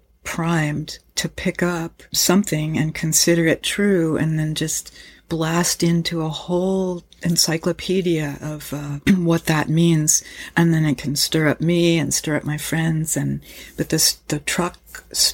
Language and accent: English; United States; I grew up in the United States of America